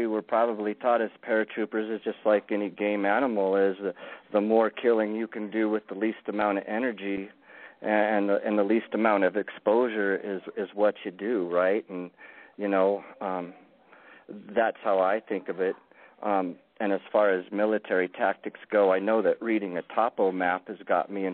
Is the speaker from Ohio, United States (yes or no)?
no; Lookout Mountain, Colorado, United States; I was raised on Lookout Mountain, Colorado.